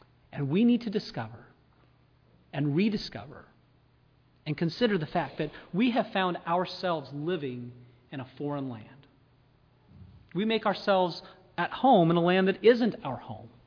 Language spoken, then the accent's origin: English; United States